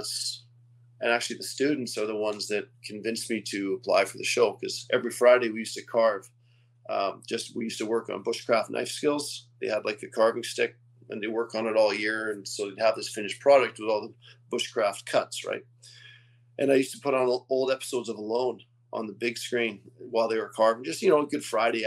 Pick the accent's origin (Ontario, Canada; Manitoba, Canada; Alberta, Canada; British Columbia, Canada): British Columbia, Canada; West Kootenays; also born or lived in Quebec; Well, I was born in Quebec, which is on the other side of Canada. My parents moved to British Columbia when I was really young. And we moved to a place called the West Kootenays when I was like in grade two, which isn't far from where I am now.